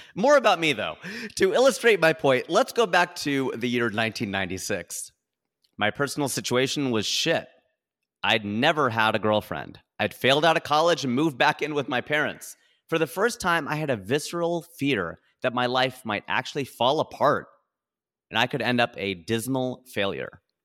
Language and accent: English; Ohio, United States; now in California, United States; I'm a boy from Ohio. who owns a plot of land in California.